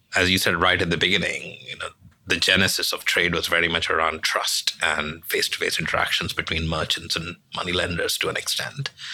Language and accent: English; India; now in London, United Kingdom; I'm originally from India. I'm a senior partner in London